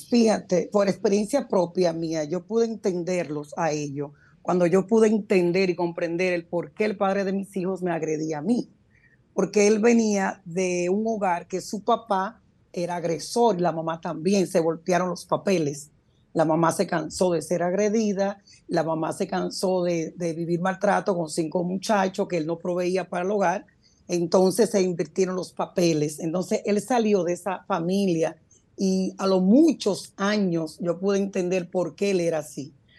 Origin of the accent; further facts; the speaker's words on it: Puerto Rico; moved away as an adult; also born or lived in Dominican Republic / New York; now in United States; Yo salí muy niña de, mi país hacia Puerto Rico, me crié en Puerto Rico